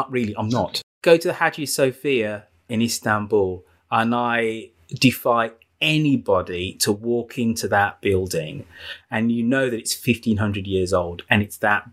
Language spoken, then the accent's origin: English; Birmingham, West Midlands, United Kingdom; my hometown in Birmingham